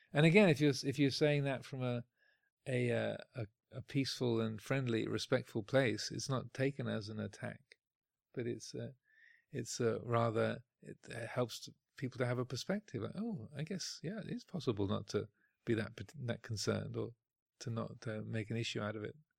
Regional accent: United Kingdom; speaking as a Brit

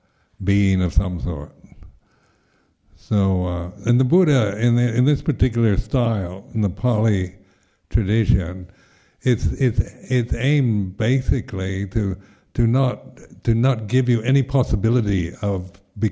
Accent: United States; being American

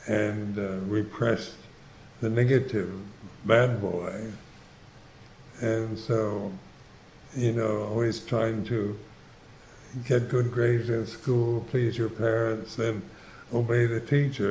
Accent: United States; I'm Caucasian, I'm a certain age, I'm an American

